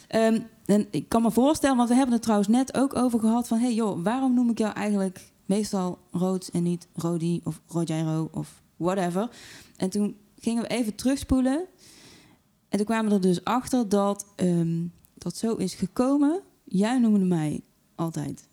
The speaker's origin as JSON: {"language": "Dutch", "town": "Tilburg", "region": "North Brabant", "country": "Netherlands", "tie": "born or raised there", "accent": "Brabant, soft G", "said": "ik ben in Tilburg geboren en dat kun je wel horen hè, door de zachte G."}